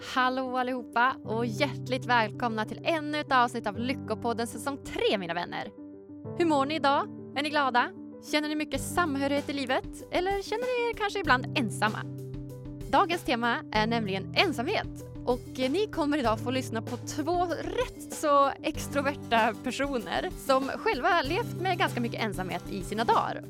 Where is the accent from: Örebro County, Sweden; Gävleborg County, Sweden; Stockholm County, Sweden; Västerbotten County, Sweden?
Västerbotten County, Sweden; Umeå; moved away as an adult; Jag är ju från Norrland, från Umeå i början